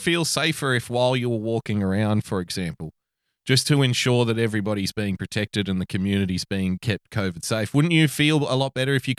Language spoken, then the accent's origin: English; Sydney, New South Wales, Australia; Yeah, I didn't even go to Vietnam, no, but I grew up in Western Sydney.